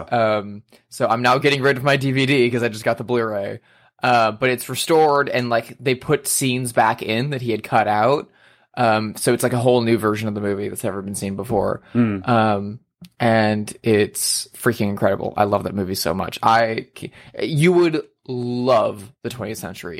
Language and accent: English; Indianapolis, Indiana, United States; moved away; I went to Indiana with my partner to visit my family in my hometown